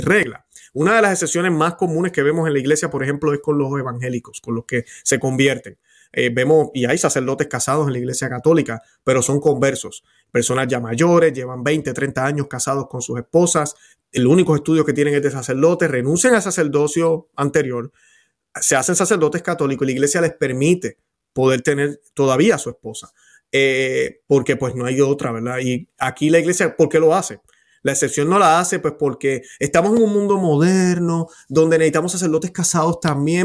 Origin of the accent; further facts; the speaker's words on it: Puerto Rico; Yo como puertorriqueño